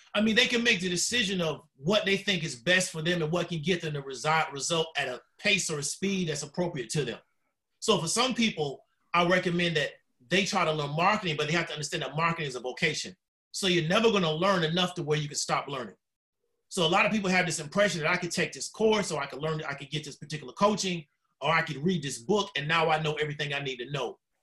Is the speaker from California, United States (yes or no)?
no; Orlando, Florida, United States; also born or lived in Tampa, Florida; I'm a Florida native, uh, born in Tampa, moved to Orlando, uh, pretty much raised in West Orlando